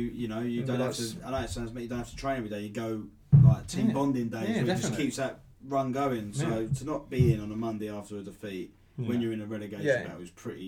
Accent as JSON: {"language": "English", "region": "London", "country": "United Kingdom", "tie": "born or raised there", "said": "because I was born in North London"}